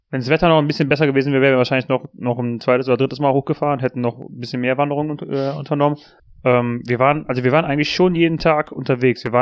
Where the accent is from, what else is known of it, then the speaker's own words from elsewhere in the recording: Trentino-Alto Adige, Italy; also Südtirol ist ja in, im Norden von Italien, mhm. aber es ist halt, es ist eine deutschsprachige äh, Region